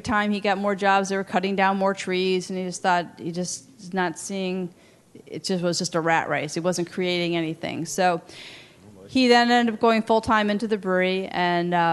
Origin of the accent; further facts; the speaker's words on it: Chicago, Illinois, United States; we grew up in the Chicago area. We're from Chicago